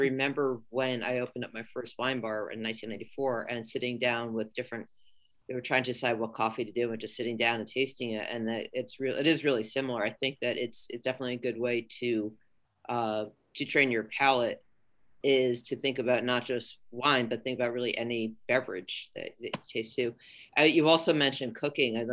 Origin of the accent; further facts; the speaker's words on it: New York City, New York, United States; moved away as an adult; now in San Francisco Bay Area, United States; I'm a New Yorker